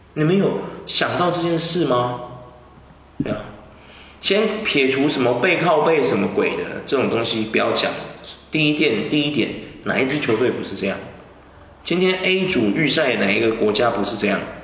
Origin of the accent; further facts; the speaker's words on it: Taiwan; 因为我们台湾人很 peace 呢，不太会去干咬别人呢